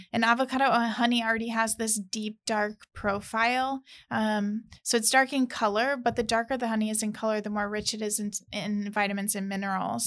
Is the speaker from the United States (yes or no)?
yes; St. Louis, Missouri, United States; moved away as an adult; also born or lived in California; I'm originally from Saint Louis, Missouri